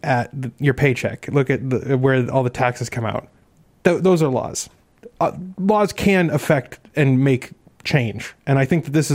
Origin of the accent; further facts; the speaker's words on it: Maine, United States; moved away; I'm from Maine originally